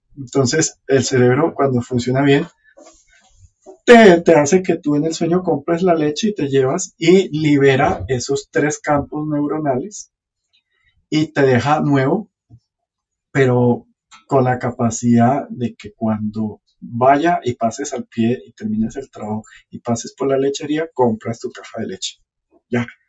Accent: Caribbean coast, Colombia; yo soy del norte de Colombia y allá todo es fiesta

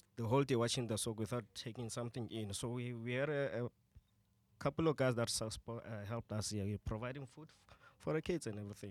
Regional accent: Tembisa, Gauteng, South Africa; I'm from Tembisa

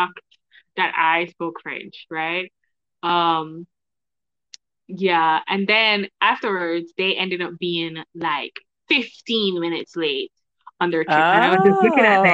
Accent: Jamaica; We are family knit in Jamaica

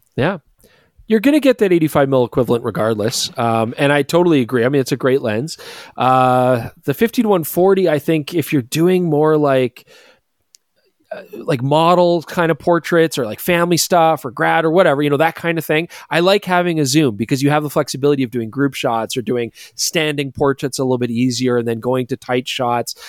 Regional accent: Canada; we're Canadian

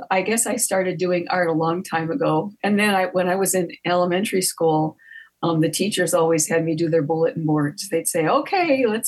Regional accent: Gary, Indiana, United States; I grew up in Gary, Indiana

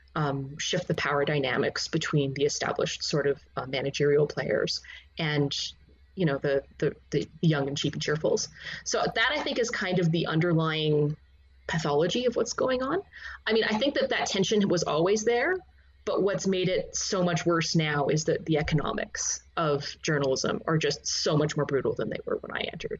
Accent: Canada; I grew up in Canada

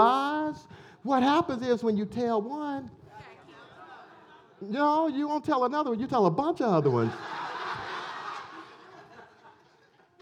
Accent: Elberton, Georgia, United States; when I grew up in Elberton

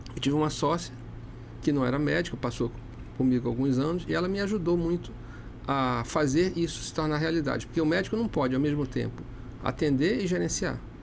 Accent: Amazonas, Brazil; sou amazonense

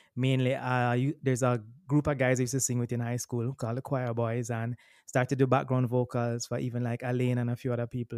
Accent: Kingston, Jamaica; also born or lived in Boston; I'm born and raised in Kingston, Jamaica

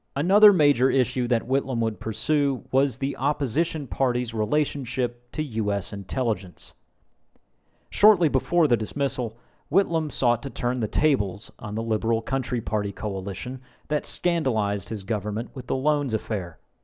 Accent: United States; I'm an American

